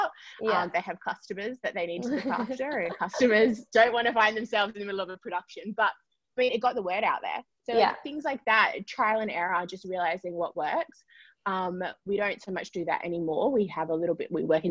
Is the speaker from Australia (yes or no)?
yes; Perth, Western Australia, Australia; moved away; we are originally from Perth.